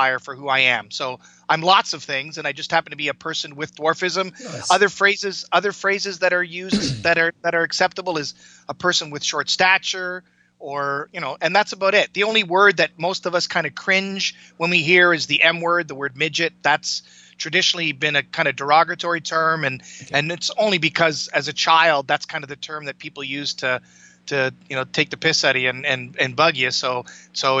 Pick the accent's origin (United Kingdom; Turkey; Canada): Canada; I grew up in Canada. I was born in the mid 60s. Grew up in the 70s